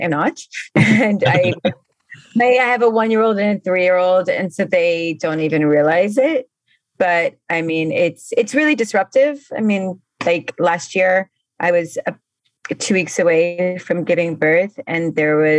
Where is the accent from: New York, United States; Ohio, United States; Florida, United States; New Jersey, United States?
Florida, United States; Miami; now in New Orleans, United States; I grew up in Miami.